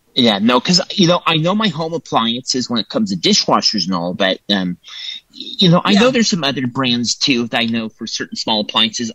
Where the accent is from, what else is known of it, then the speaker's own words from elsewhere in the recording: Templeton, California, United States; I am from Templeton, California, which is on the California Central Coast